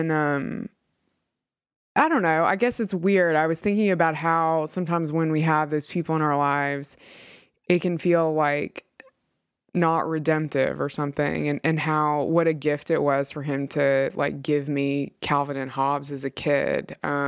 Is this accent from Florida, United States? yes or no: no; Mississippi, United States; He was very devoted to the church that I grew up in Mississippi.